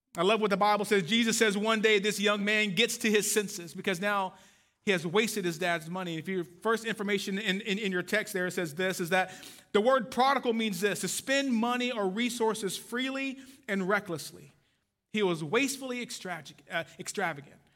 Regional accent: Waco, Texas, United States; moved away; I am from Waco, Texas

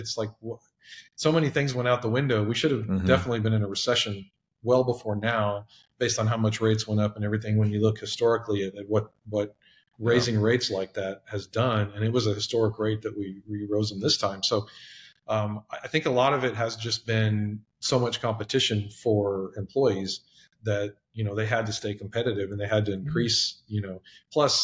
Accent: Texas, United States; I'm born and raised in Texas

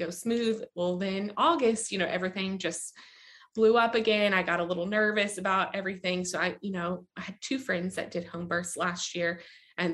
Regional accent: Kentucky, United States; I am actually from Kentucky. I live in Bowling Green

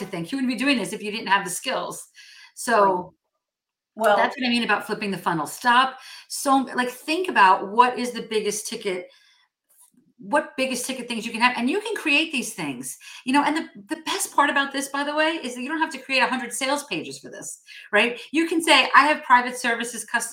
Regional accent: New Jersey, United States; moved away as an adult; I grew up in North Jersey and I recently moved back to North Jersey

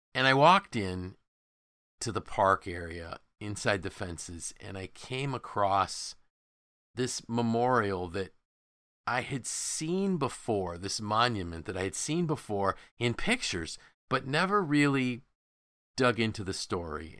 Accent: Syracuse, New York, United States; as a kid growing up in Syracuse

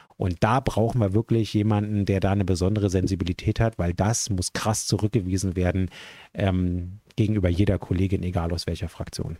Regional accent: Berlin, Germany; als jemand, der ja gebürtiger Westberliner ist

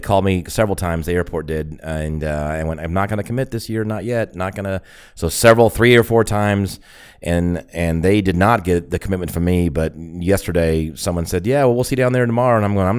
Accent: Atlanta, Georgia, United States; I'm from the Atlanta area.

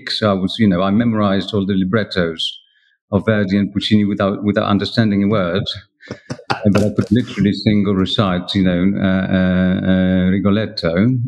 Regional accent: France; English is a second language; also born or lived in Poland; Yeah, I grew up in France six years. Um, my father uh, worked in exports.

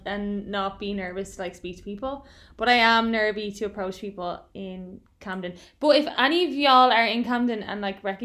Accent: Dublin, Leinster, Ireland; now in London, United Kingdom; I'm from Dublin, so I would always go to like the big parade in Dublin.

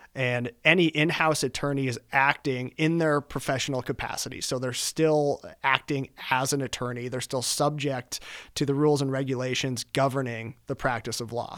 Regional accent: Billings, Montana, United States; moved away as an adult; now in Denver, United States; I am originally from Billings, Montana. I grew up in Billings, Montana.

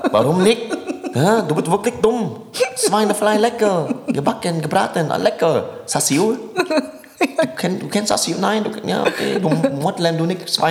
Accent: Germany; Wenn jemand mich fragt, woher kommst du, ich bin Deutscher. So, und wenn man halt genauer fragt, sage ich ja, meine Eltern kommen aus Vietnam.

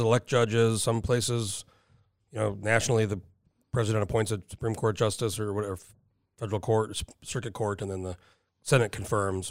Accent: New Mexico, United States; moved away as an adult; also born or lived in San Diego, California; now in Alaska, United States; So I spent my whole, up until I was nineteen when I moved to Alaska, New Mexico.

